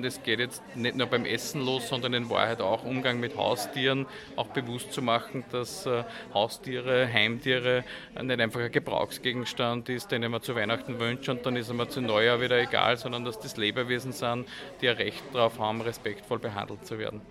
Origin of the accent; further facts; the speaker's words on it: Mühlviertel, Upper Austria, Austria; Ich komme aus dem Müllviertel, sozusagen aus, aus einer Gegend, wo es kleinstrukturierte Landwirtschaft gibt